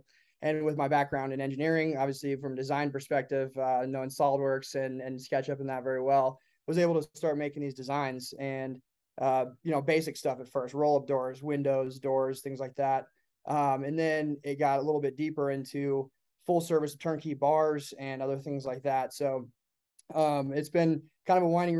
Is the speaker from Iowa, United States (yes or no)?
yes; Iowa City, Iowa, United States; moved away as an adult; also born or lived in Colorado; my hometown in Iowa City, Iowa is where I was born and raised